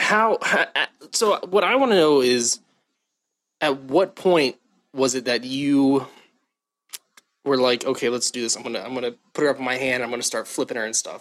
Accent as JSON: {"language": "English", "region": "Southern Ohio", "country": "United States", "tie": "born or raised there", "also_born_or_lived": "Baltimore, Maryland", "said": "grew up in Ohio, Southern Ohio"}